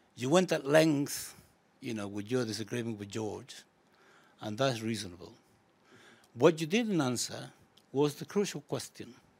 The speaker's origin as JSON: {"language": "English", "country": "Chile", "moved": "yes", "lives_now": "United Kingdom", "said": "I come from Chile originally"}